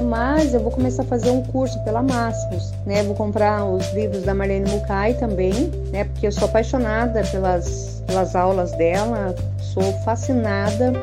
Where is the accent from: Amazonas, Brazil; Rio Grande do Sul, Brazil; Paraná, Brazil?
Paraná, Brazil; Curitiba; sou de Curitiba